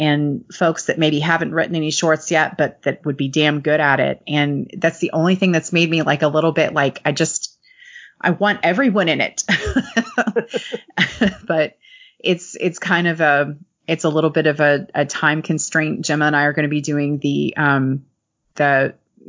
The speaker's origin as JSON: {"language": "English", "town": "Lexington", "region": "Kentucky", "country": "United States", "tie": "born or raised there", "said": "the Lexington Cemetery, which is here in my hometown"}